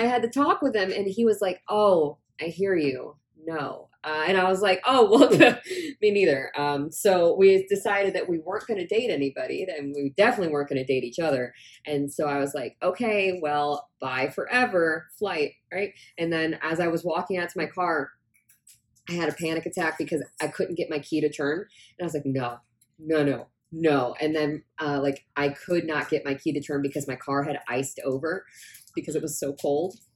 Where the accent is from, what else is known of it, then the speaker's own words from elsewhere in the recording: Indiana, United States; moved away as an adult; now in Texas, United States; I'm from Indiana